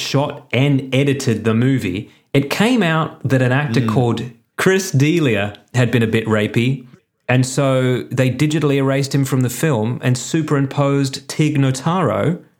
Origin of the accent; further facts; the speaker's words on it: Penrith, New South Wales, Australia; I grew up in Penrith.